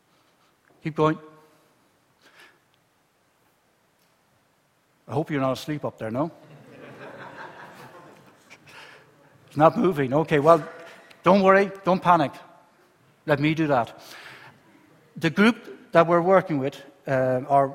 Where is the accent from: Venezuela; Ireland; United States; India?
Ireland; moved away as an adult; now in Spain; I'm Southern Irish, and you know I work in Spain